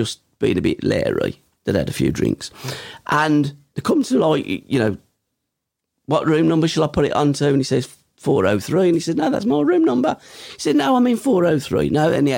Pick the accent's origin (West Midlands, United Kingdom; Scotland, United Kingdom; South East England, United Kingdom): West Midlands, United Kingdom; Kingshurst; I grew up in Kingshurst, which is by Chelmsley